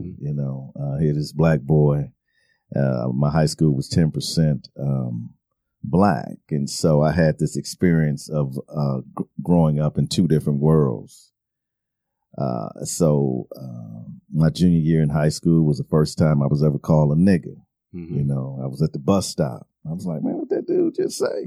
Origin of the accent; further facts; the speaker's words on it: Milwaukee, Wisconsin, United States; I grew up in Milwaukee, Wisconsin